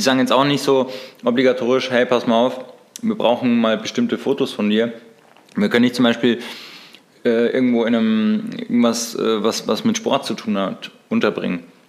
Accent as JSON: {"language": "German", "region": "Bavaria", "country": "Germany", "said": "Bei uns in Bayern"}